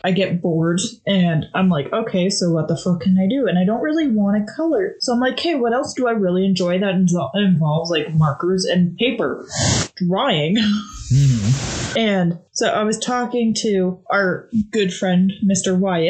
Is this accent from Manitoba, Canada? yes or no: no; Brampton, Ontario, Canada; I grew up in Brampton.